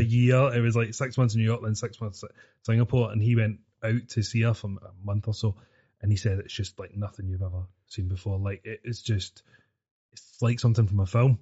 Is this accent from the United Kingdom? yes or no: yes; Glasgow, Scotland, United Kingdom; born or raised there; also born or lived in Sudbury